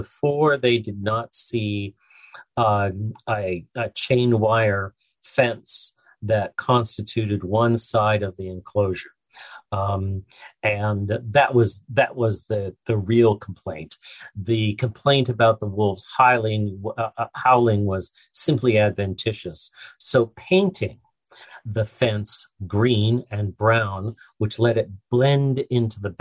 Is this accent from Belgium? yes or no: no; Canada; I'm Canadian